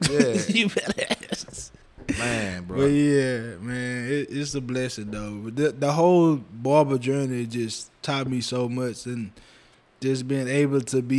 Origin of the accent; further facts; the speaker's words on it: Lecompte, Louisiana, United States; even though I'm from Lecompte, you was the first barber I know that opened a barbershop there.